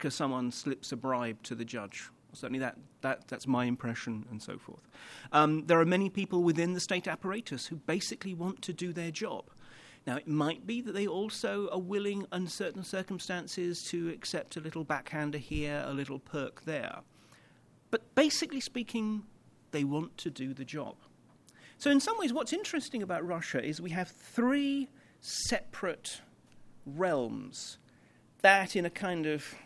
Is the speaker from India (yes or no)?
no; London, United Kingdom; I come from London